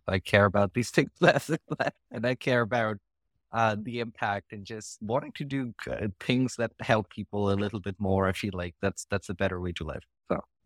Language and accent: English; India; now in United States; the education system that I grew up with in India